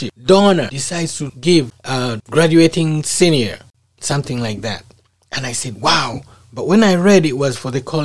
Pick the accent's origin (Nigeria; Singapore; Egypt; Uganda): Uganda; moved away as an adult; my home country, Uganda